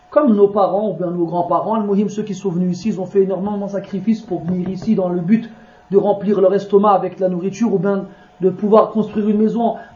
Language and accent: French; Morocco; moi je l'exemple, je suis marocain, au Maroc, au Maroc ils font quoi